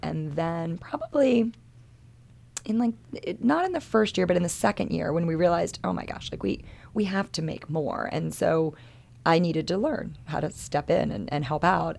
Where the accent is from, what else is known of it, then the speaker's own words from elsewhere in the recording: Maryland, United States; moved away as an adult; I'm born and raised in Maryland. This is, this is my home state